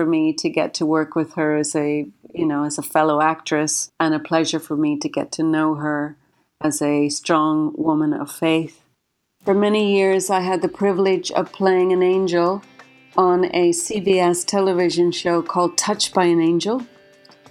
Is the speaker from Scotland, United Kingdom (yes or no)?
no; Derry, Northern Ireland, United Kingdom; moved away as an adult; now in United States; I was born and raised in Derry City in Northern Ireland, and I immigrated to the United States about 25 years ago now